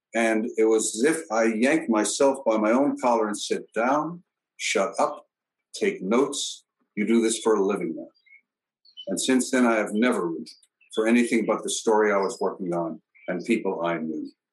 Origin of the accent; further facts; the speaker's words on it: Brooklyn, New York, United States; I come from the central part of Brooklyn